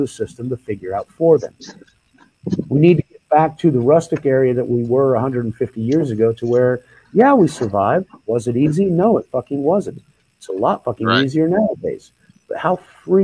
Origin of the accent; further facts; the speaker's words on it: Oklahoma, United States; I grew up in Oklahoma, and so that was the land of the 13 tribes